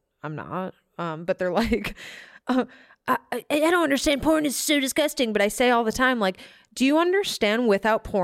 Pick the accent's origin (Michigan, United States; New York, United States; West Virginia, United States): Michigan, United States; moved away; also born or lived in Tampa / Jacksonville; I'm from Michigan